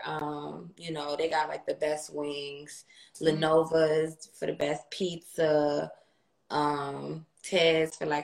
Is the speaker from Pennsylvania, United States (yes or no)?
no; Buffalo, New York, United States; I'm from Buffalo, New York